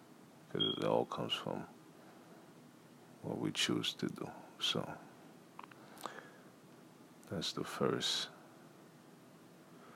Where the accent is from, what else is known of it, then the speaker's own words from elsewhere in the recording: Haiti; also born or lived in United States; I was born in America, and I was raised in Haiti